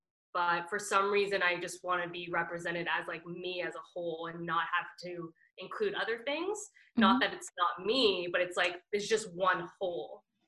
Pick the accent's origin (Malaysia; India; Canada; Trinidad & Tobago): Trinidad & Tobago; The only thing I know that I'm Trinidadian for like dancing, like that instant groove is just like in me.